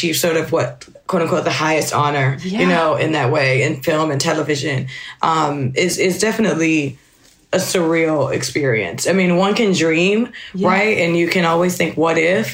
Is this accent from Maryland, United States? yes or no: yes; Maryland, United States; moved away as an adult; also born or lived in Philadelphia; I was from Maryland